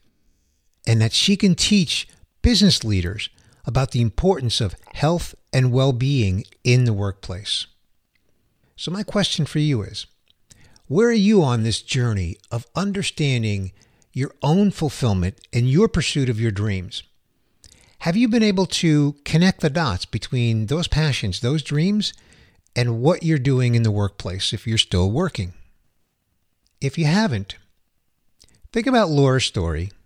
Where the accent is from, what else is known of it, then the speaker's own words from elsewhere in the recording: New York City, New York, United States; the Big Apple, my hometown